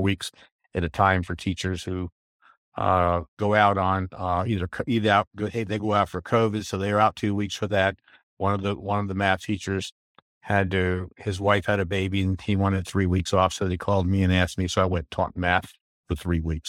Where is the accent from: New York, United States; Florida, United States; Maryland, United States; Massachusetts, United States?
Maryland, United States; moved away as an adult; also born or lived in Van Nuys, California / North Carolina; now in Elizabethtown, United States; we moved up to Maryland, and I lived in Maryland from nineteen fifty-six until, uh, my wife and I, I retired